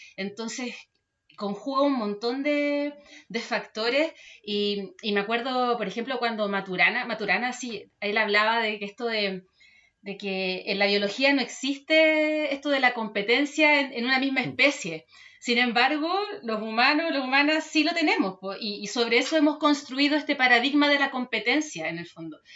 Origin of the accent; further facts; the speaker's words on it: Chile; como cultura chilena, tenemos